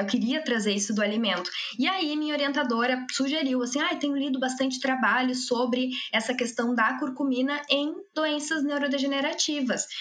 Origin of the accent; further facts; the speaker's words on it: Passo Fundo, Rio Grande do Sul, Brazil; moved away as an adult; now in Porto Alegre, Brazil; Eu sou natural de Passo Fundo, mas eu moro já em Porto Alegre, eu vim para Porto Alegre para fazer a graduação